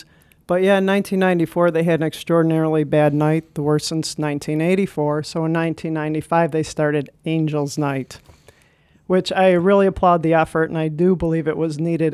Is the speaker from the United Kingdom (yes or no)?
no; Detroit, Michigan, United States; I was born on Devil's Night, of course, and I will be fifty, so Devil's Night in Detroit started about the same time I did